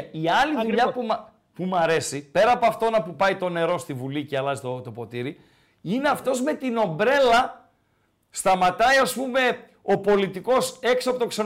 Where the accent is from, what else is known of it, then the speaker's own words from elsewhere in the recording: Tripoli, Peloponnese, Greece; moved away as an adult; now in Thessaloniki, Greece; Από πού είσαι, αν επιτρέπετε. Από Τριπολιτσά, όπω λε.